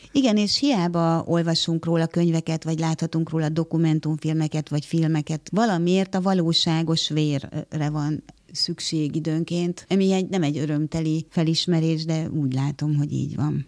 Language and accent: Hungarian; Hungary; first language Hungarian; also born or lived in Kraków; itt élek ebben az országban, magyar állampolgár vagyok, magyar az anyanyelvem